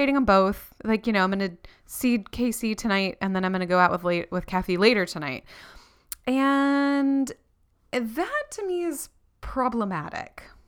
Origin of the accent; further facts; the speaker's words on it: Florida, United States; moved away as an adult; now in New Zealand; Renee and I didn't do that growing up in Florida